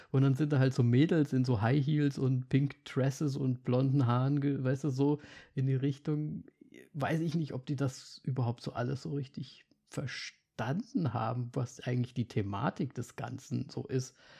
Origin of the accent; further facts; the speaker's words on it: eastern Germany, Germany; Bei uns im Osten